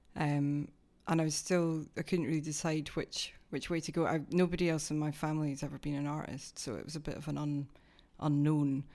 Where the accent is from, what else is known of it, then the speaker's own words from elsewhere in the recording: Dunfermline, Scotland, United Kingdom; also born or lived in Glasgow; now in London, United Kingdom; I'm actually from the east coast of Scotland, which is a slightly different accent